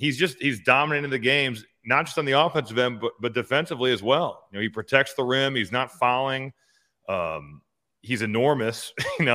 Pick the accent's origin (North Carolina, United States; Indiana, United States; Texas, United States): Indiana, United States; Valparaiso; I was very spoiled growing up in Valpo.